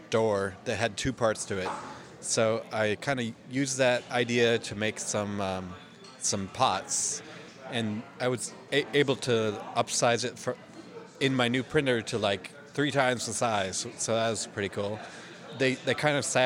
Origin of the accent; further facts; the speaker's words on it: Denver, Colorado, United States; moved away as an adult; now in Tennessee, United States; I grew up in Denver